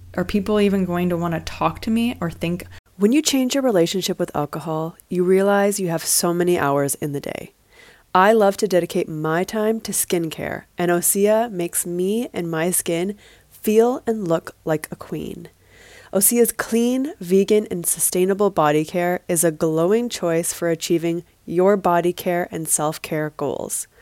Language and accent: English; Vancouver, British Columbia, Canada; moved away as an adult; also born or lived in Los Angeles; growing up in Vancouver, I always thought that I would eventually make my way home